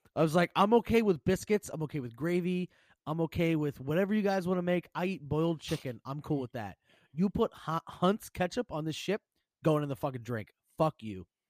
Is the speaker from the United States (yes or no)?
yes; Pennsylvania, United States; I'm obviously from Pennsylvania